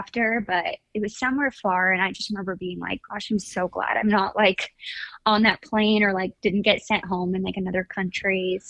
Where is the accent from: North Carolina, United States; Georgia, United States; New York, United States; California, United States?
California, United States; Orange County; I'm from Orange County, so it's only like an hour drive to LA.